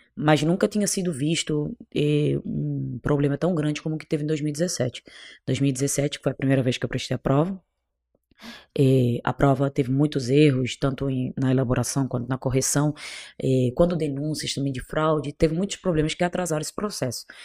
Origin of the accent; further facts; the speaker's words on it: Cape Verde; accent: Portuguese from Portugal; moved away as an adult; also born or lived in Bolivia; now in Brazil; Eu na realidade eu sou cabo-verdiana, sou de um país bem pequenininho